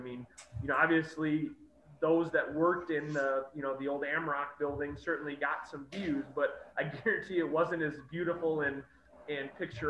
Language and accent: English; Rockford, Illinois, United States; I'm born and raised in Rockford. Literally, have never left. I went to Rockford Public Schools, Rock Valley College, Rockford College, and I worked for the City of Rockford.